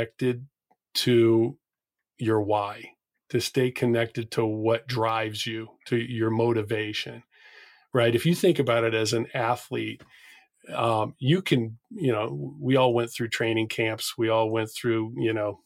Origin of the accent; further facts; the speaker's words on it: New England, United States; I'm from New England